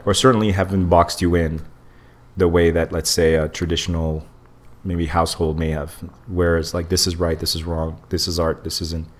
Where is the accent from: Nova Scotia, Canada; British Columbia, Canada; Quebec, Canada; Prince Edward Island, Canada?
Quebec, Canada; Montreal; I came here as a kid, but I wasn't born here but I was raised in Montreal